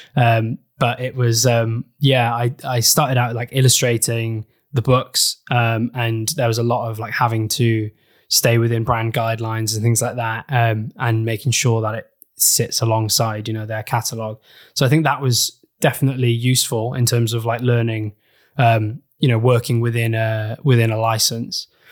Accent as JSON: {"language": "English", "region": "Wales", "country": "United Kingdom", "tie": "born or raised there", "said": "I grew up in Wales"}